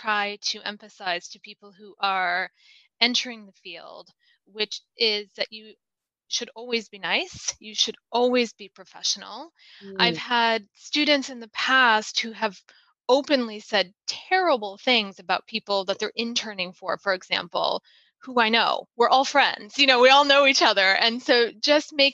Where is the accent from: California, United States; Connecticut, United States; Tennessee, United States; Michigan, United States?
Michigan, United States; moved away as an adult; I was still in Michigan at this time where I grew up